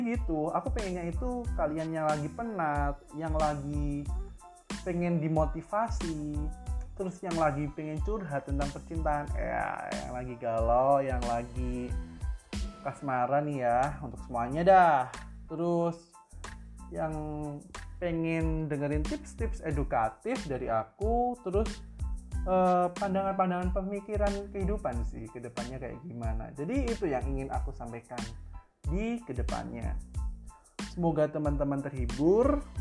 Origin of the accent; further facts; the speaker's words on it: Tulungagung, East Java, Indonesia; asal aku dari Tulungagung, Jawa Timur